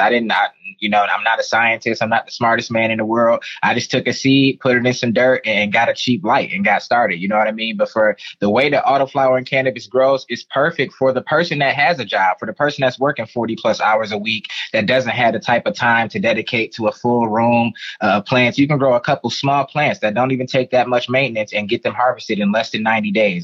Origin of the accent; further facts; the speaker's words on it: Detroit, Michigan, United States; I grew up in Detroit. Shout out to my city, Detroit, Michigan